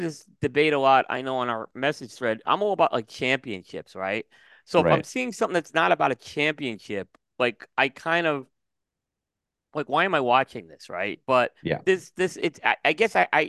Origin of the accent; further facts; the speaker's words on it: New York, United States; growing up in New York